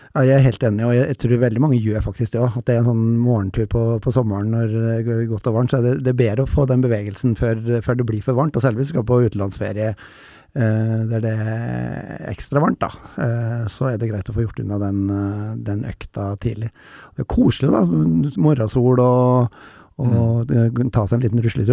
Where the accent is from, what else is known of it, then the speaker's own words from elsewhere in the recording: Røros, Trøndelag, Norway; jeg er jo fra Røros